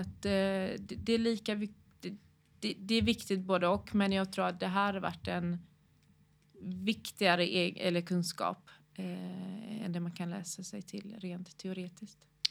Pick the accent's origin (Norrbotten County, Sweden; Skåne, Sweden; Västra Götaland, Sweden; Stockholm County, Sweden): Västra Götaland, Sweden; Gothenburg; bor och utgår från Göteborg, eh, där jag är uppväxt.